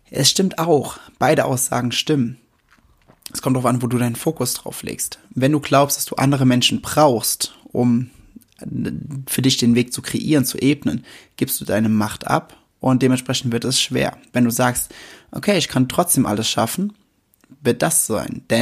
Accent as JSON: {"language": "German", "region": "Westerwald", "country": "Germany", "said": "aber ich komme mitten aus dem Westerwald und hier sind die Dinge ein wenig anders."}